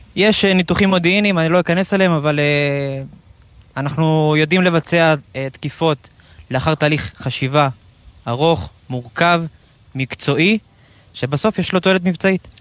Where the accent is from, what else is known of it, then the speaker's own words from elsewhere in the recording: Central Israel, Israel; אני 33 מהמרכז